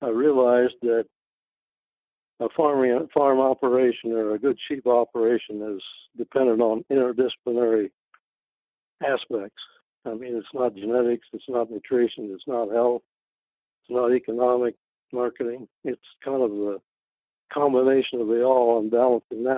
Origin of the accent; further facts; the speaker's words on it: Ohio, United States; moved away as an adult; also born or lived in Texas / Idaho; I'm from Ohio